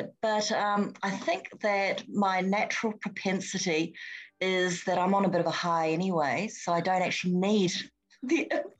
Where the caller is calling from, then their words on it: Sydney, New South Wales, Australia; I'm phoning from Sydney